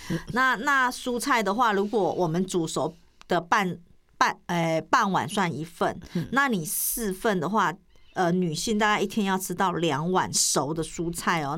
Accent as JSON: {"language": "Chinese", "country": "Taiwan", "said": "我们台湾人又爱美"}